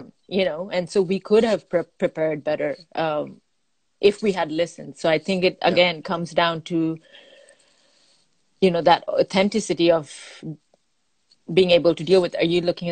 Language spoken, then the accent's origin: English; Bangladesh; I'm from Bangladesh